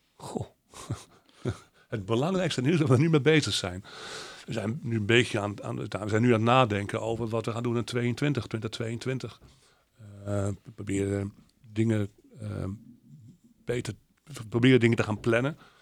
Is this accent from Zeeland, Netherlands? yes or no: yes; Zeeland, Netherlands; wij uit, uit, uit Oud-Zeeland komen.